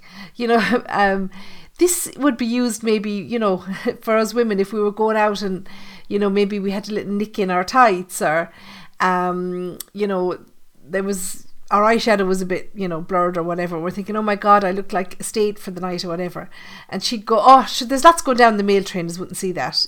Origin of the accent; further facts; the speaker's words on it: Ireland; I'm Irish